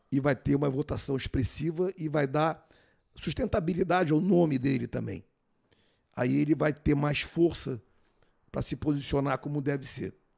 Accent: Rio de Janeiro, Brazil; also born or lived in Manaus; Eu morava aqui no Rio de Janeiro, nasci no Rio, e fiz a prova para o Colégio Militar de Manaus

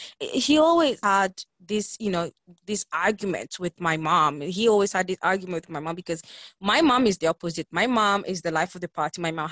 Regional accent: Italy; We were born and raised in Italy, but our roots are from Ghana, West Africa.

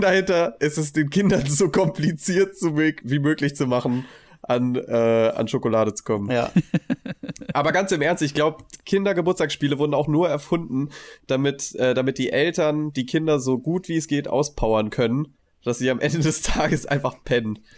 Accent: Heidesheim, Rhineland-Palatinate, Germany; also born or lived in Mainz; bei uns sagt man shoppen, wo ich herkomme

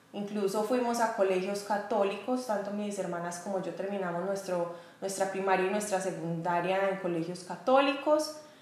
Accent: Medellín, Antioquia, Colombia; moved away as an adult; now in United States; yo soy paisa, soy de Medellín, Colombia, pero vivo actualmente en Estados Unidos.

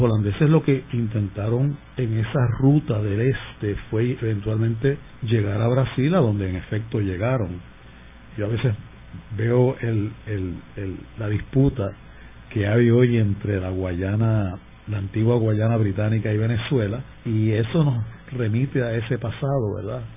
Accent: Puerto Rico

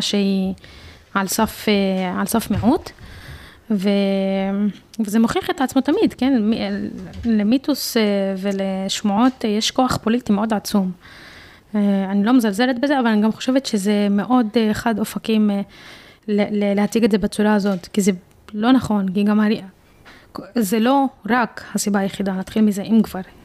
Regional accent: Jaffa, Tel Aviv District, Israel; ביפו, אני מרגישה כפלסטינית אה, יפואית

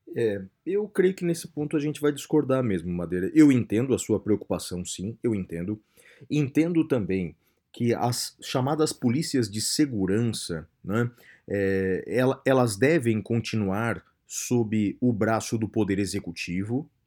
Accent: Brazil; nós brasileiros

